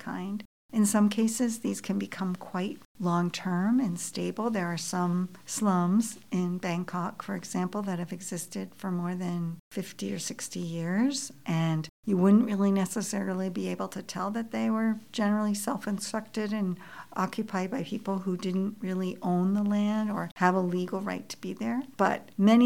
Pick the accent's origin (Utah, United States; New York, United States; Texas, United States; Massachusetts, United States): Massachusetts, United States; Boston; now in Toronto, Canada; I grew up in Boston, and my mother was born in Lahore